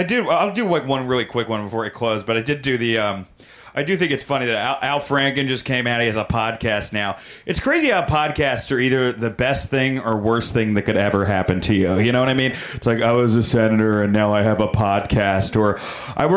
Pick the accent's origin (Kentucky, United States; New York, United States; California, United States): New York, United States; I'm a New Yorker